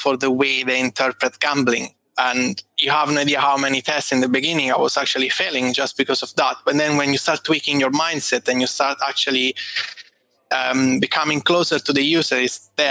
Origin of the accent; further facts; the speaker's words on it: Italy; moved away as an adult; also born or lived in Rome / Dublin; now in London, United Kingdom; I'm Italian